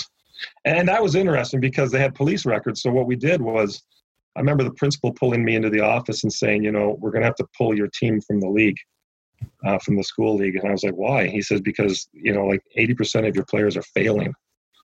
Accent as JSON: {"language": "English", "town": "Toronto", "region": "Ontario", "country": "Canada", "said": "I'm from Scarborough"}